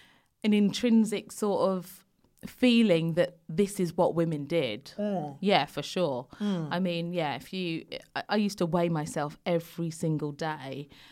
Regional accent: London, United Kingdom; I grew up in London, but it was predominantly white area then.

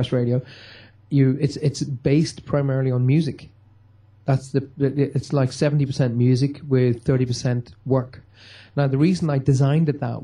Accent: Armagh, Northern Ireland, United Kingdom; moved away as an adult; also born or lived in Newry; now in Cornwall, United Kingdom; my hometown of Armagh.

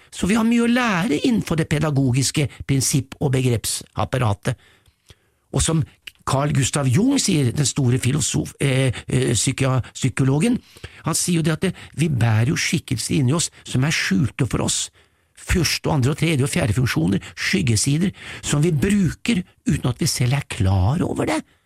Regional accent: Norway; vi nordmenn

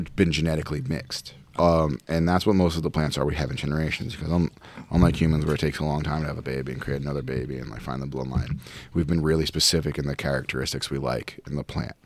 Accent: Providence, Rhode Island, United States; now in St. Louis, United States; I'm from Providence, Rhode Island

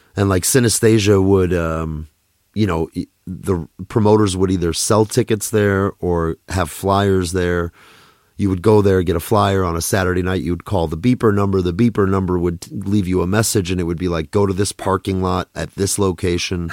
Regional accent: Minneapolis, Minnesota, United States; also born or lived in Russia / New York; I grew up in Minneapolis

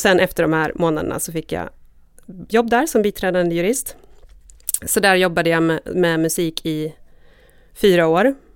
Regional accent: Borlänge, Dalarna County, Sweden; moved away; jag var ju från Bålänge och där jag blev jättemusikintresserad, jag vet inte, kanske vid högstadiet någon gång

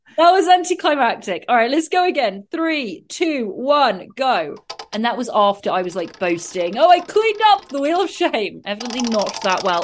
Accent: England, United Kingdom; excuse my accent

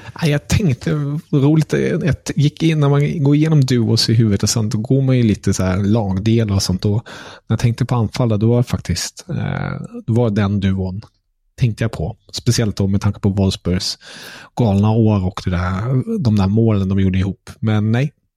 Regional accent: Germany; Som tysk

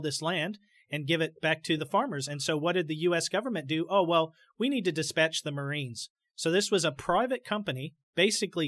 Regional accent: United States; as an American

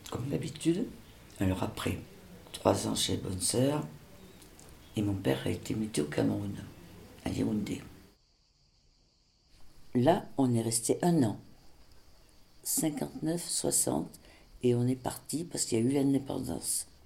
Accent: Senegal; born there; Je suis née au Sénégal le 5 septembre 1946 parce que mon père était à trésorerie générale.

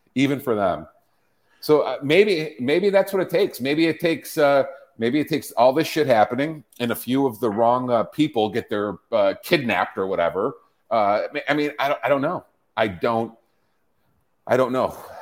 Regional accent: Chicago, Illinois, United States; moved away; my hometown, my former hometown

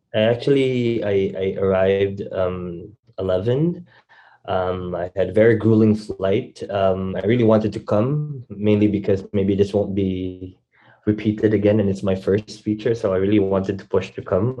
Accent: Philippines; moved away as an adult; also born or lived in Manila; I was born and raised from there

